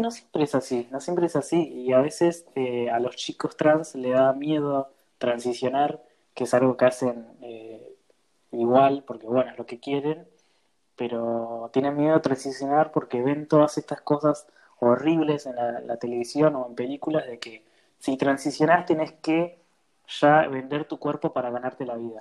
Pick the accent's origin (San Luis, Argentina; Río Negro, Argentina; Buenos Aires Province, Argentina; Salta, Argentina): Buenos Aires Province, Argentina; Florencio Varela; Yo soy de Florencio Varela